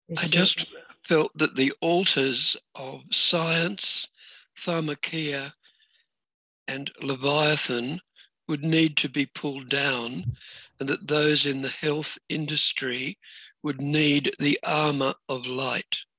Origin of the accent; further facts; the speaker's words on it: Australia; I'm an Australian.